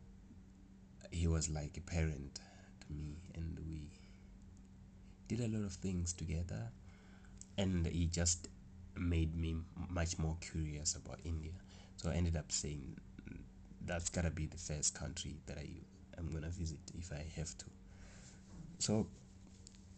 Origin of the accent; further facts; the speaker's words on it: South Africa; I'm from South Africa. I live here. I was born here.